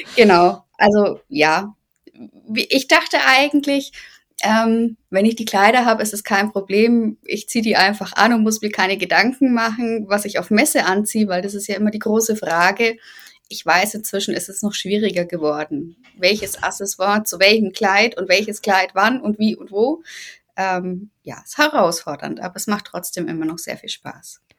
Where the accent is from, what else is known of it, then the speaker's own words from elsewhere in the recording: Bavaria, Germany; ich komme aus Bayern. Ähm, bei uns nennt es sich Fasching